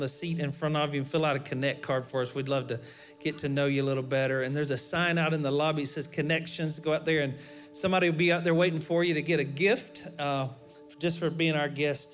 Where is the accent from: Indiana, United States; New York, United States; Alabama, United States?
Alabama, United States; we're from Alabama.